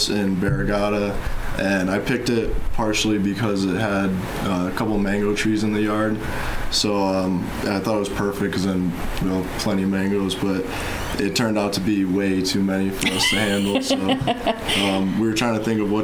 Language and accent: English; Wethersfield, Connecticut, United States; moved away as an adult; now in Guam; I'm originally from Wethersfield, Connecticut